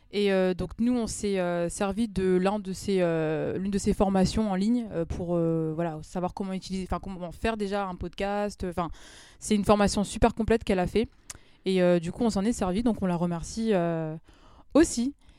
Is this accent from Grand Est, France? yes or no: no; Amiens, Hauts-de-France, France; also born or lived in Paris; je suis née, j'ai grandi à Amiens également. Même si actuellement, bon, je travaille sur Paris